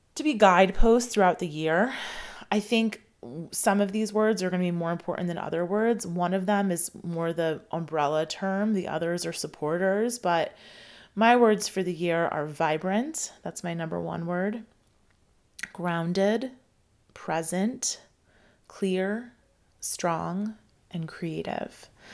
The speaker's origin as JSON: {"language": "English", "country": "United States", "tie": "born or raised there", "said": "I grew up in, in America"}